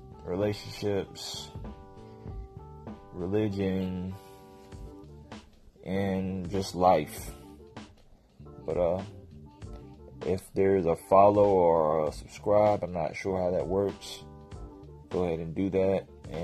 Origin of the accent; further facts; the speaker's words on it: Tennessee, United States; also born or lived in Virginia / Phoenix, Arizona / Germany / Jacksonville, Florida; I'm actually from Tennessee, moved to Virginia. I lived in a lot of places, Phoenix, Arizona. Lived in Germany for a little bit